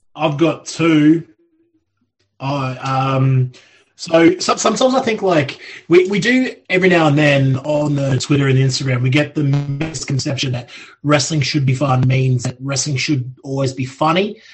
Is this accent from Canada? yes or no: no; Australia; now in United Kingdom; I grew up in Australia